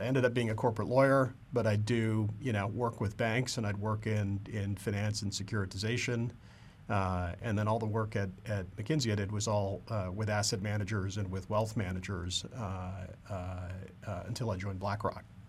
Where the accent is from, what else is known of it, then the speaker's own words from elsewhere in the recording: Canada; I grew up in Canada, and, uh, uh, like every good Canadian, I grew up wanting to be a professional hockey player.